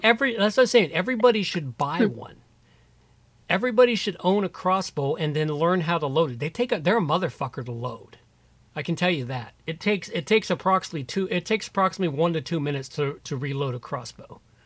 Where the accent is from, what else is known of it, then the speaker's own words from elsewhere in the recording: United States; being an American